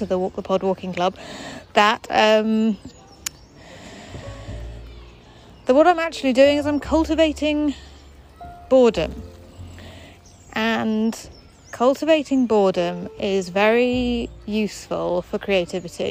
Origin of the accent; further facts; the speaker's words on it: England, United Kingdom; now in London, United Kingdom; we as English people